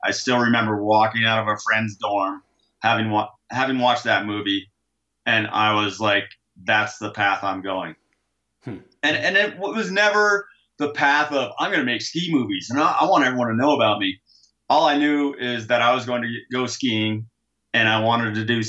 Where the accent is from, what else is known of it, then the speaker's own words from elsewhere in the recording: Adirondack Mountains, Northern New York, United States; moved away as an adult; also born or lived in Ithaca, New York / Summit County, Colorado; now in Lake Tahoe, United States; I am a kid from Northern New York. Up in the Adirondack Mountains. And I grew up skiing at a place called Big Tupper when I was about 2 or 3 years old. And lived there through college, pretty much.